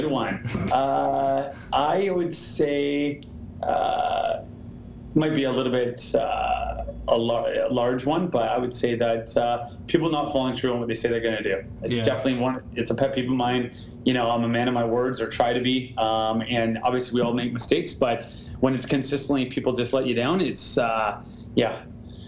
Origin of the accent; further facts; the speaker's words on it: Vancouver, British Columbia, Canada; living in and growing up in Vancouver and in the Great White North in Canada